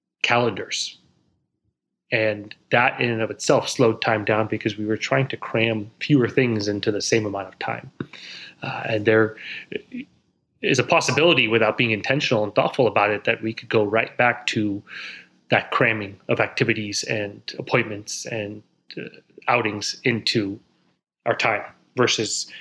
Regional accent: Silicon Valley, California, United States; now in New York City, United States; Born and raised in Silicon Valley, in the northern part of California

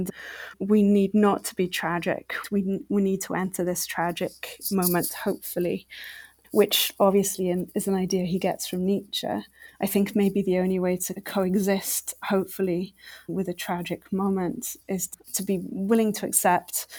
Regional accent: Wales, United Kingdom; as a Welsh person

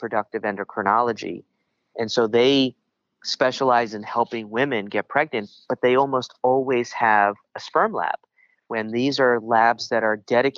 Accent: New York, United States; accent: New York; my New York accent

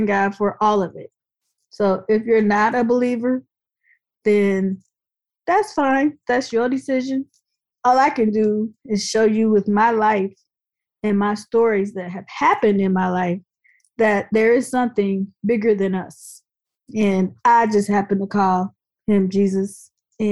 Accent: Dayton, Ohio, United States; my hometown, Dayton, Ohio

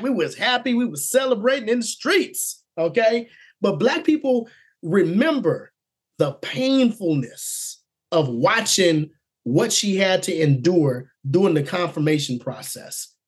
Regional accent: Oklahoma, United States; I was born in Oklahoma

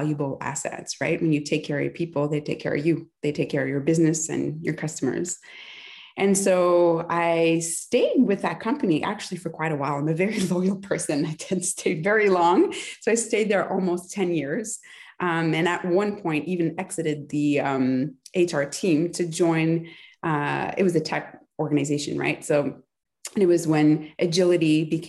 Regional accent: near Ottawa, Ontario, Canada; now in Montreal, Canada; I was born near Ottawa.

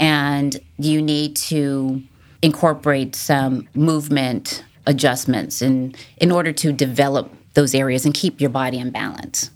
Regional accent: Massachusetts, United States; moved away as an adult; also born or lived in California / Norfolk, Virginia / Virginia Beach, Virginia; now in Duck, United States; I grew up originally in Massachusetts

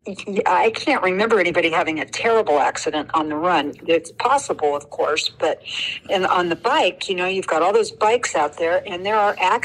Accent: California, United States; I'm from California

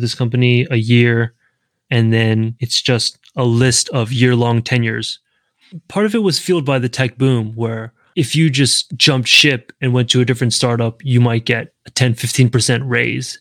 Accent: the South, United States; now in San Francisco, United States; I'm from the South

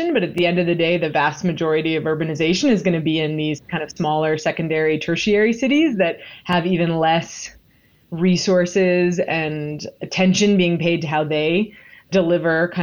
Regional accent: Washington, District of Columbia, United States; I'm also from Washington, D.C.

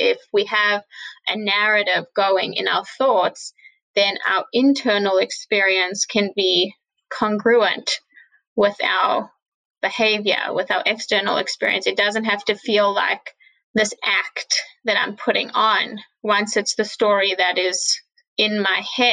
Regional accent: Johannesburg, Gauteng, South Africa; now in Crown Heights, United States; I grew up in Johannesburg, South Africa. I currently live in Crown Heights.

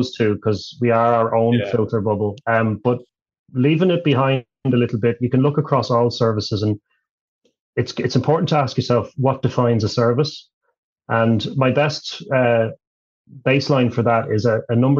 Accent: Ireland; moved away; I'm originally from Ireland

